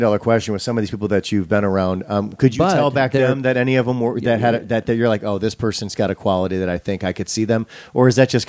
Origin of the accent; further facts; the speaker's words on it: Racine, Wisconsin, United States; where I grew up in Racine.